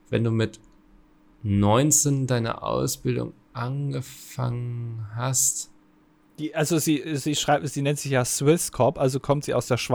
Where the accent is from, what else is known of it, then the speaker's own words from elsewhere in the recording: Linz, Upper Austria, Austria; Ich bin aus Linz, by the way, drittgrößte Stadt Österreichs